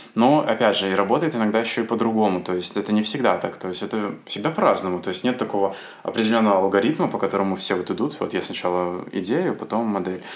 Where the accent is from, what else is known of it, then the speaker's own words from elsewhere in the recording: Asipovichy, Mogilev Region, Belarus; moved away as an adult; now in Minsk, Belarus; в моем родном городе Осипович